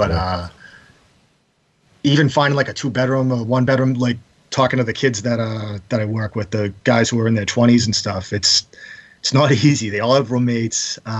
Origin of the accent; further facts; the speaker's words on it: Quincy, Massachusetts, United States; I grew up right outside of Boston, right south of the city, in Quincy.